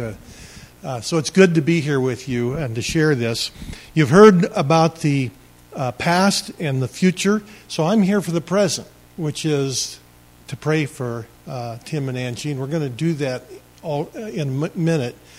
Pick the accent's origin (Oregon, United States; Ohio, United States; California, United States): Oregon, United States; Maupin; I grew up in Maupin